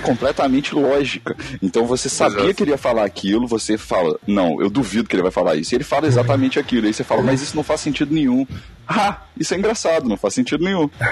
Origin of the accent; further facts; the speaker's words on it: Belo Horizonte, Minas Gerais, Brazil; also born or lived in Nova Lima; eu sou Belo Horizontão. Eu nasci em Belo Horizonte é. e depois vivi em Nova Lima por um tempão